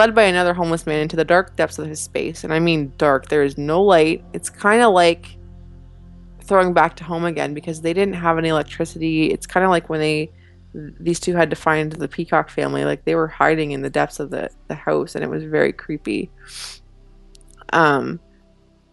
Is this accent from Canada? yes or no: yes; Canada; Being Canadian